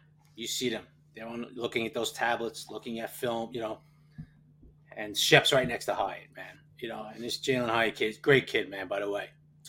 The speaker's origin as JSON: {"language": "English", "region": "New York", "country": "United States", "accent": "New York", "said": "I am from New York, so I don't think it's really a fake accent I'm putting on."}